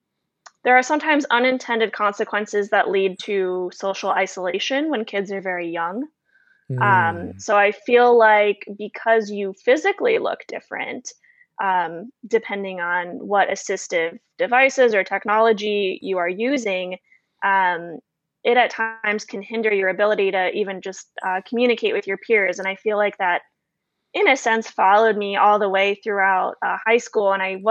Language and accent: English; Florida, United States; And this most likely stems from my dad's background in the Navy and also growing up in Florida.